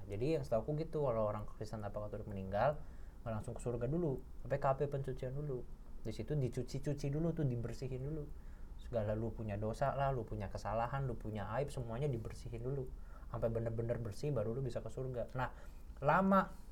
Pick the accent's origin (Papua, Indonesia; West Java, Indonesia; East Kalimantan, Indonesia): West Java, Indonesia; Cirebon; now in Jakarta, Indonesia; kampung halamanku tuh di Cirebon